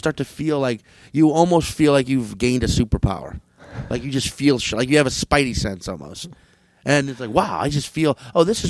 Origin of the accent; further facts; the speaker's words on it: New Orleans, Louisiana, United States; I'm from New Orleans. That is a drinking city.